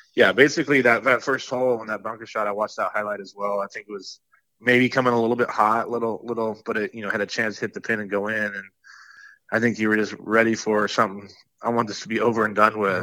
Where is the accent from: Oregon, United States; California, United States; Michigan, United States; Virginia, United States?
Oregon, United States; growing up in Oregon